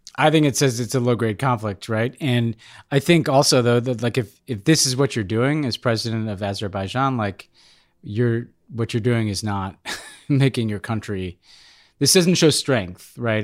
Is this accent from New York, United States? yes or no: yes; New York City, New York, United States; as a New Yorker